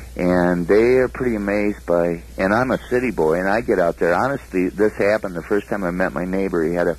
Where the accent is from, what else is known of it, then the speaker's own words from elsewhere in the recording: Michigan, United States; And he said, "Where are you from?" And I said, "Michigan."